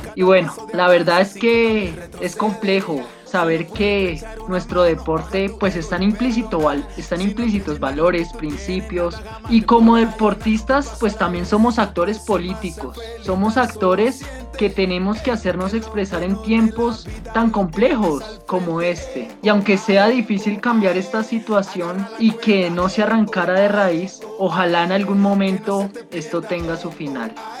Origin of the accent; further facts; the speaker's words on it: Colombia; somos colombianos